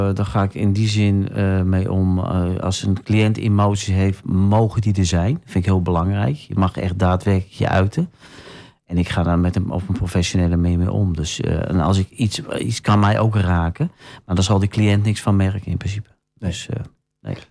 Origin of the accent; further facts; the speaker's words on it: Sneek, Friesland, Netherlands; also born or lived in Den Helder / Bodegraven; now in Almelo, Netherlands; ik ben een Fries van oorsprong, ik ben in Sneek geboren.